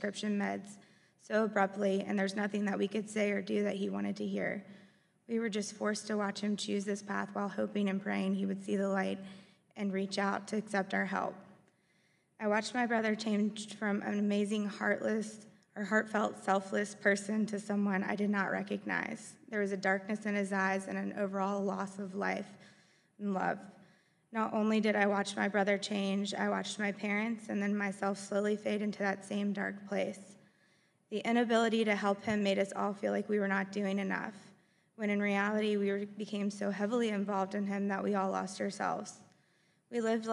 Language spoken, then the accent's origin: English; Forest, Virginia, United States; We grew up in Forest, Virginia, and we had the best childhood.